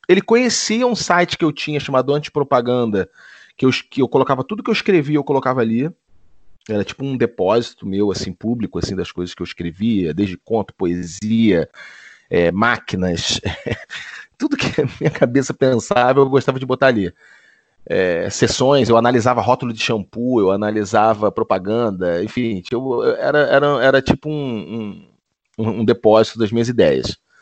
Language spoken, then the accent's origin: Portuguese; Niterói, Rio de Janeiro, Brazil; eu sou de Niterói